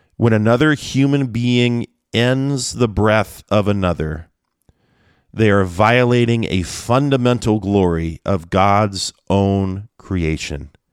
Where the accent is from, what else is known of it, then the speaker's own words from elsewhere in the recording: Kent, Washington, United States; my parents' little vegetable garden growing up in Kent, Washington